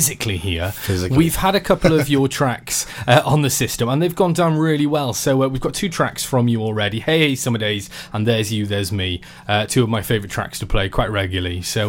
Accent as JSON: {"language": "English", "region": "Wales", "country": "United Kingdom", "said": "I suddenly felt very patriotic there. You know, big strong feeling and pride of being Welsh."}